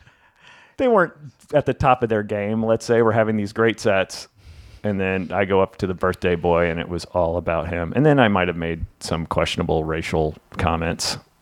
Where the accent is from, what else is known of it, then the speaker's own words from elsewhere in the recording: Memphis, Tennessee, United States; I'm not Jewish and I'm from Memphis.